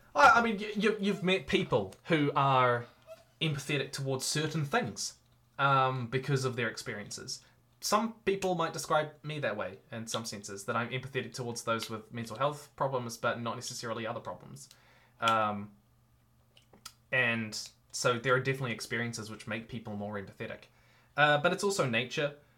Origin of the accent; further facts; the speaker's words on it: New Zealand; I'm a New Zealander at heart. I love living here. It is my home.